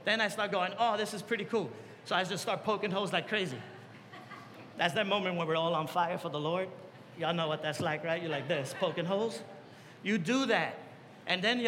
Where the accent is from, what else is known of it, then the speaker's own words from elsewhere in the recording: New York, United States; I come from New York.